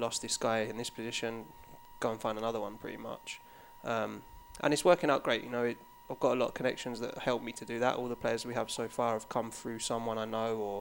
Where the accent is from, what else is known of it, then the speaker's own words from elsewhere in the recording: Watford, East of England, United Kingdom; moved away as an adult; also born or lived in London; now in United States; I was born in Watford, which for when I come to America, I classify it as London, but probably back home, it's not really classified as London.